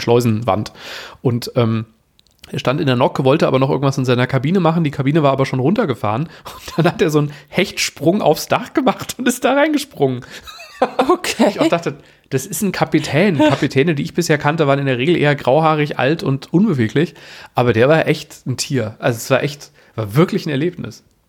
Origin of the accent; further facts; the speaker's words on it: Germany; also born or lived in Frankfurt / Wuppertal; bei uns in Deutschland